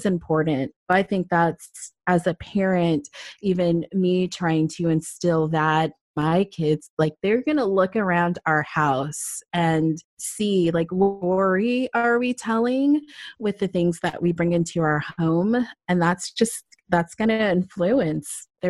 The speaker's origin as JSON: {"language": "English", "region": "Southern California", "country": "United States", "tie": "born or raised there", "moved": "yes", "lives_now": "Atlanta, United States", "said": "I grew up predominantly in Southern California"}